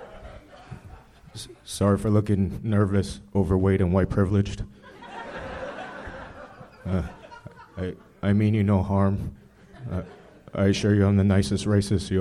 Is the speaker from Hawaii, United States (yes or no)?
yes; Maui, Hawaii, United States; also born or lived in Silverton, Oregon; now in Los Angeles, United States; Born in Silverton, Oregon, raised in Maui, Hawaii all my life